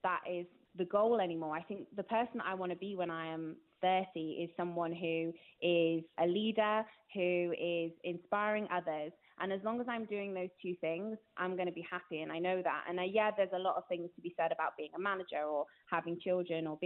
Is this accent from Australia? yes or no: no; Gloucestershire, South West England, United Kingdom; moved away as an adult; now in North West England, United Kingdom; I've moved to the Northwest. I'm originally from Gloucestershire.